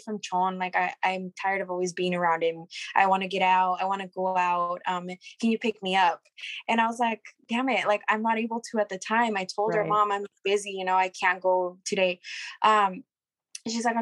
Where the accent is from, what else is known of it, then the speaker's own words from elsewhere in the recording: Hermiston, Oregon, United States; We are from Hermiston, Oregon. It's just a little town out here in Oregon